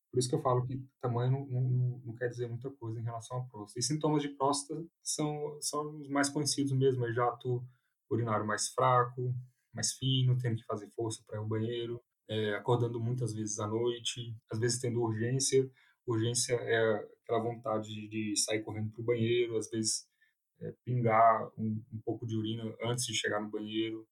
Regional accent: Brasília, Federal District, Brazil; moved away as an adult; now in São Paulo, Brazil; eu sou de Brasília, nascido, criado, fiz toda a minha formação lá

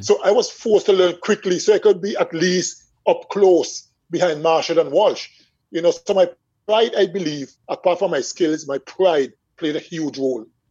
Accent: Swetes, Antigua & Barbuda; I remember growing up in Swedes

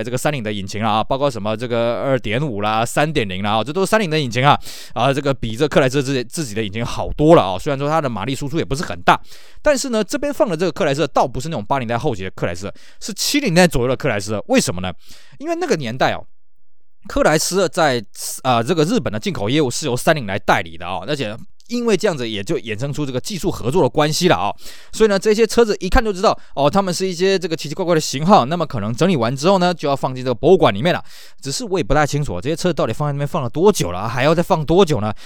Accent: Taiwan; 我们台湾人在日本来讲算外国人嘛

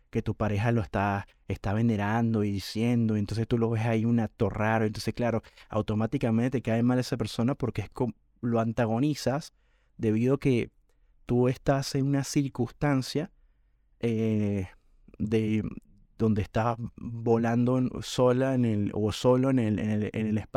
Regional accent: Venezuela; cuando era chamo, como decimos en Venezuela, cuando era un chico adolescente

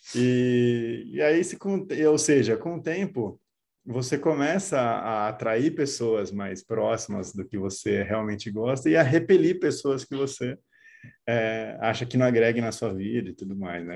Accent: interior of São Paulo, Brazil; moved away as an adult; Eu sou do interior de São Paulo, mudei para São Paulo

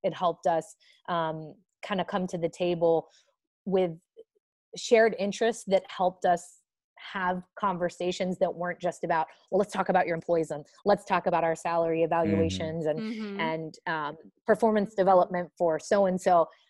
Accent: the North, United States; In my last role, I worked with a lot of people in the South, and I am obviously from the North, and our cultures are very, very different.

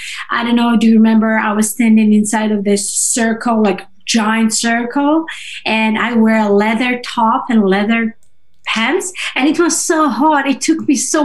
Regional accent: Moscow, Russia; first language Russian and Georgian; English is a second language; moved away as an adult; also born or lived in Georgia / China; now in United States; I was born in Russia, in the capital of Russia, in Moscow. But I'm ethnically from another country. I'm from Georgia

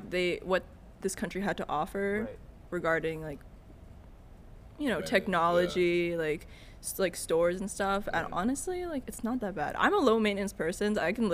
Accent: Philippines; I went to the Philippines, where I'm Filipino, so we went home, and like my parents lived in a northern village up top

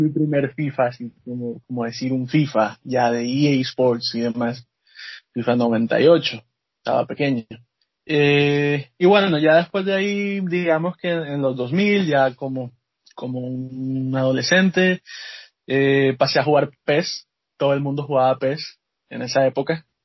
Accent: Barranquilla, Atlántico, Colombia; moved away as an adult; now in Canada; soy de Barranquilla, Colombia.

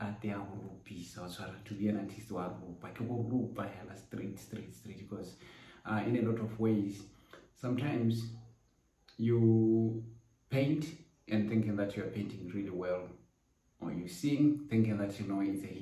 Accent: Botswana; I am a Botswana painter, born and bred in Botswana

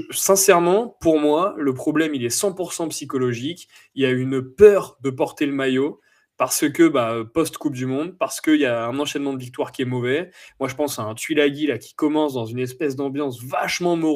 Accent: France; Et vu qu'on est français, euh, nous le mental c'est compliqué.

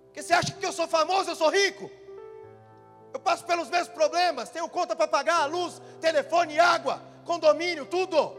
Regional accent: São Paulo, Brazil; São Paulo. Meu estado, onde eu nasci.

